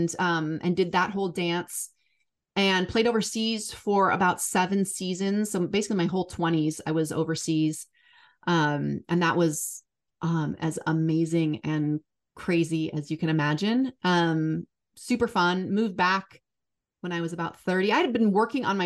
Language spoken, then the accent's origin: English; Seattle, Washington, United States; Born and raised in Seattle